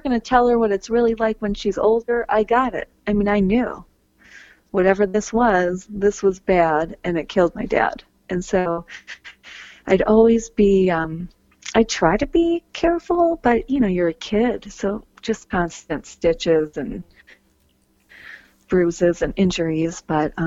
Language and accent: English; Green Bay, Wisconsin, United States; I grew up in Green Bay, Wisconsin